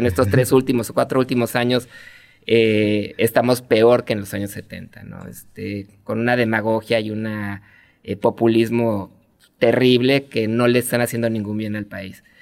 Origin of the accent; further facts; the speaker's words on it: Mexico City, Mexico; moved away as an adult; now in Tijuana, Mexico; Yo soy chilango. Ah, Nacido en la Ciudad de México, estuve ahí hasta los 30 años